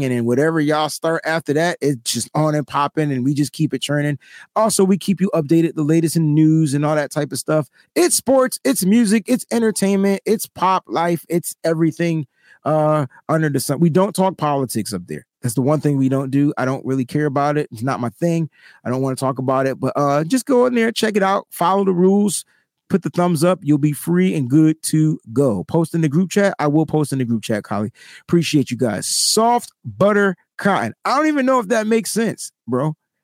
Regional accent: East Coast, United States; I'm also from the East Coast

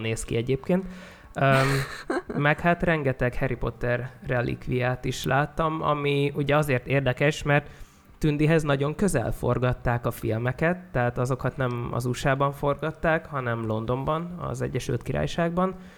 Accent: a small settlement near Szeged, Csongrád-Csanád, Hungary; egy kis településen nőttem fel

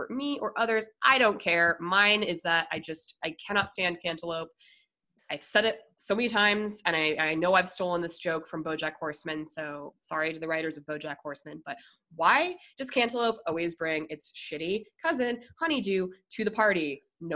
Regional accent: Minnesota, United States; moved away; also born or lived in Denver; I was born in Minnesota.

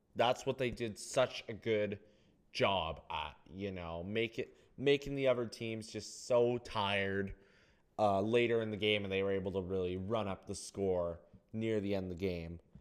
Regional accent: Canada; I know, I'm, I'm Canadian. I'm Canadian

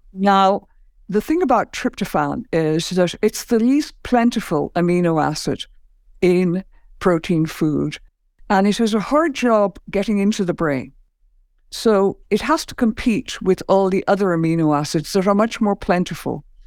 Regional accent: Ireland; I grew up in Ireland

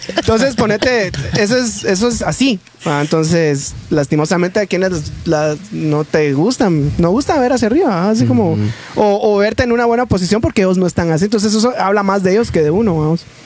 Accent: Guatemala; como somos los chapines

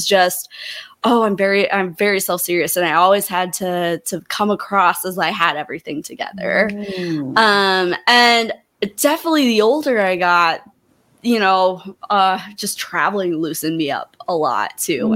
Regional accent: Montana, United States; moved away; I didn't love growing up in Montana.

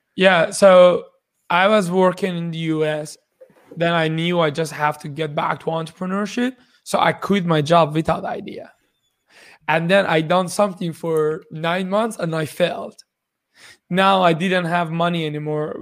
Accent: Iran; moved away as an adult; also born or lived in Shiraz, Iran; now in Kitchener-Waterloo, Canada; I, I was born in Iran 33 years ago.

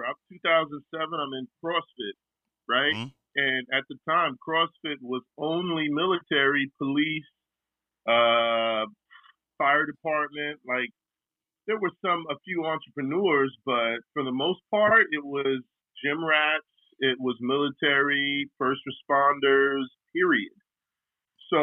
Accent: New York City, New York, United States; I'm just coming from Harlem

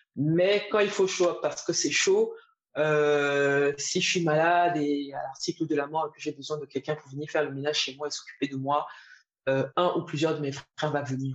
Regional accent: Edéa, Littoral, Cameroon; moved away; also born or lived in Côte d'Ivoire / Paris, France / Singapore; j'ai grandi à Edea, au Cameroun, entre une petite ville industrielle, entre Douala et Yaoundé.

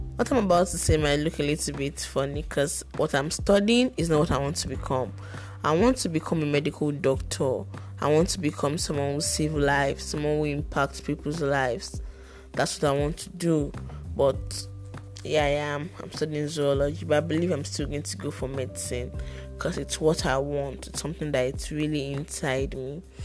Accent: Lagos, Nigeria; also born or lived in Ibadan, Oyo State (ancestral); I was born in Lagos, though I hail from Ibadan, Oyo State, but I was born in Lagos.

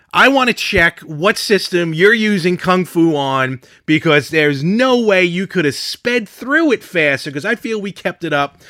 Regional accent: Brooklyn, New York, United States; now in Long Island, United States; we grew up in Brooklyn

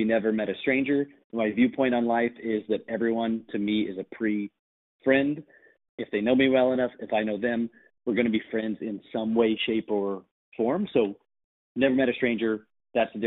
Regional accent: Missouri, United States; moved away as an adult; also born or lived in Washington, District of Columbia, United States / Washington State / California / New York City; I'm going to move back to my hometown for 9 months

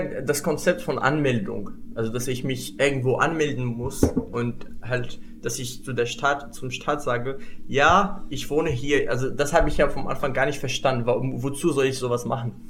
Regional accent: Morocco; German is a second language; moved away as an adult; now in Germany; ich komme aus Marokko

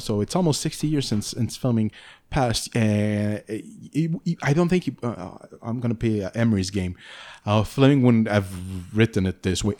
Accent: Canada; accent: French-Canadian; English is a second language; I'm French Canadian

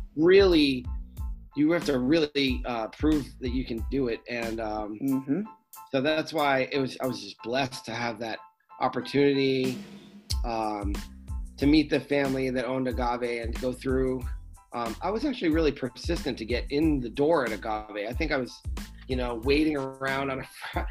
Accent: United States; also born or lived in Rhode Island; I grew up in Massachusetts and Rhode Island, so I was close to home

